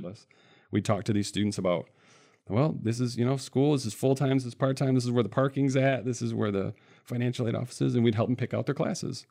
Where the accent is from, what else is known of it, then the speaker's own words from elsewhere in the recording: central Michigan, United States; I grew up in the Midwest here in Michigan, in central Michigan, couple different cities